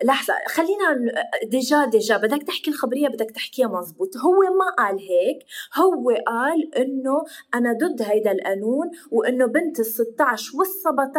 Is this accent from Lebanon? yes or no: yes; Lebanon; نحن اللبنانيه